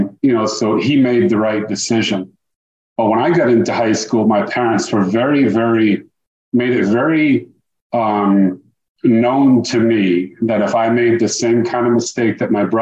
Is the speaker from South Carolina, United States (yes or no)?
no; Dartmouth, Massachusetts, United States; moved away as an adult; now in Tampa, United States; I was born and raised in Dartmouth, Massachusetts, and spent the first 26 years of my life up there